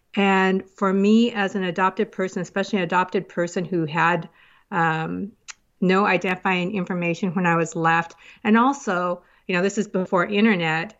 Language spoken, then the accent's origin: English; United States; also born or lived in South Korea; now in Woodinville, United States; from an orphanage, a couple of orphanages to foster home, and then I was adopted into the, over to the United States to family in the United States.